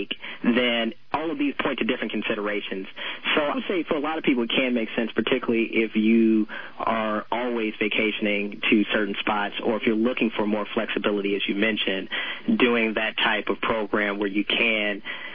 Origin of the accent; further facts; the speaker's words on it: Chicago, Illinois, United States; I'm originally from Chicago